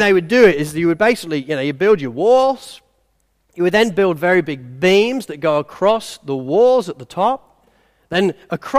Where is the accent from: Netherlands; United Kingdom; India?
United Kingdom; England; I'm English